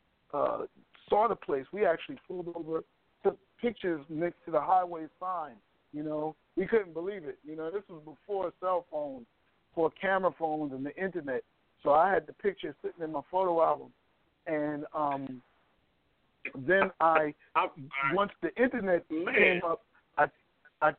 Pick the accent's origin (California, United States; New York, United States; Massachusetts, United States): New York, United States; I'm from New York